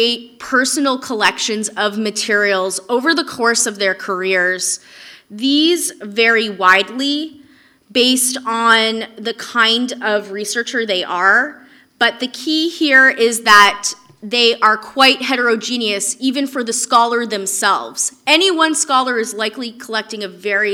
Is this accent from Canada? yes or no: yes; Canada; I'm Canadian